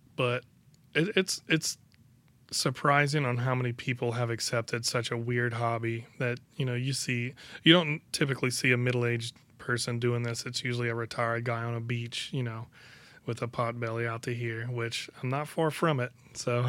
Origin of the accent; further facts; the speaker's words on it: Bayou Lafourche, Louisiana, United States; I've lived on the bayou most of my life. I moved away for four years and then I moved